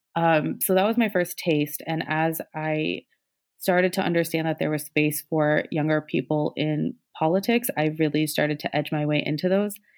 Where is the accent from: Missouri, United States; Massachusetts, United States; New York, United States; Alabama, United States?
Missouri, United States; Columbia; I'm from mid-Missouri, um, born and raised